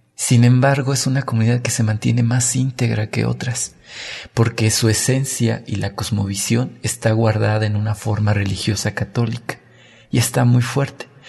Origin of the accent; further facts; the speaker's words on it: San Juan del Río, Querétaro, Mexico; Yo nací en San Juan del Río, soy hijo de inmigrantes